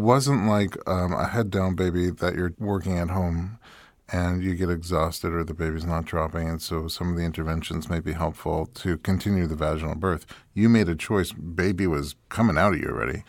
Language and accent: English; New York, United States; moved away as an adult; now in Los Angeles, United States; I'm from New York, and when I moved to L